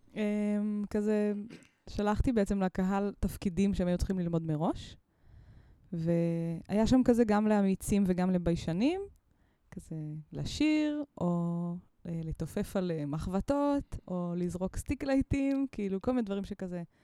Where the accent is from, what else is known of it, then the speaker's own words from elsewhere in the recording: Mitzpe Ramon, Southern District, Israel; אני גדלתי במצפה רמון